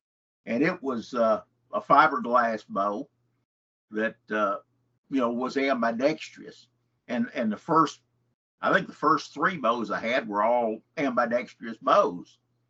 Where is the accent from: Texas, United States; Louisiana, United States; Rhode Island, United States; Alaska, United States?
Texas, United States; Henderson; Well, I grew up in Henderson in East Texas. And, of course, went, you know, all the way through high school there.